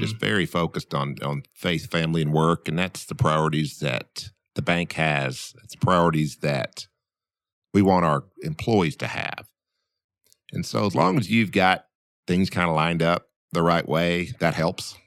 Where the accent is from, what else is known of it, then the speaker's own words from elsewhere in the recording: Camden, Arkansas, United States; I grew up in Camden, which was about twenty to twenty-five miles away.